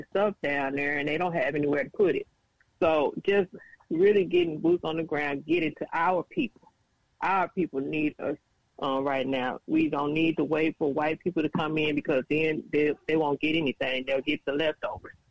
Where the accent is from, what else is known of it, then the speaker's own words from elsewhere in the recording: Arkansas Delta, United States; I'm originally from Arkansas Delta, which is probably about an hour and a half from the affected area.